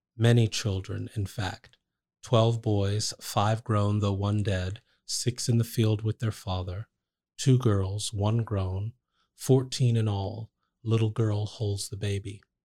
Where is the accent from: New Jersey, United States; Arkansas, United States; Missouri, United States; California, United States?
New Jersey, United States; Trenton; I grew up in Trent, New Jersey